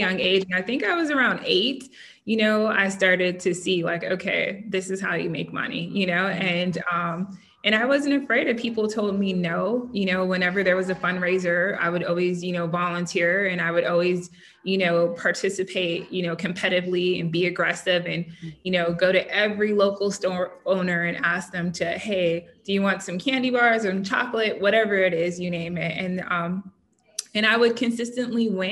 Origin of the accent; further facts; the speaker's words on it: Southern California, United States; I grew up in Southern California.